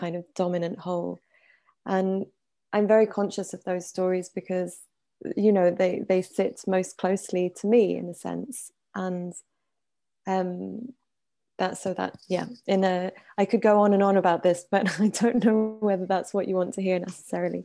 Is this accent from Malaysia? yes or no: no; Paris, Île-de-France, France; also born or lived in Iran / United Kingdom; I grew up in Paris. I'm Iranian and British.